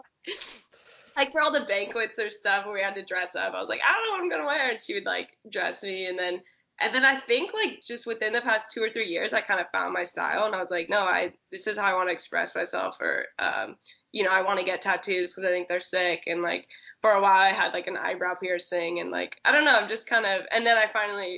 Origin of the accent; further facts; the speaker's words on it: Santa Cruz, California, United States; moved away as an adult; also born or lived in Oregon / Arkansas; I grew up in Santa Cruz, which is like surf city, California